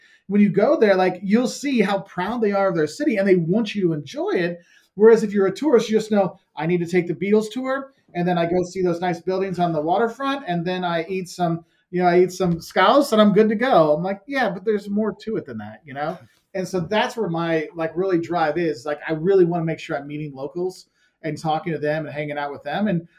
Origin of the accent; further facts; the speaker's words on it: United States; I'm from the U.S.